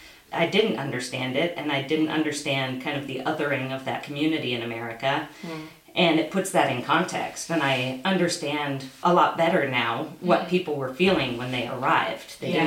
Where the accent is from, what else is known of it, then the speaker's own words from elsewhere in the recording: United States; as an American.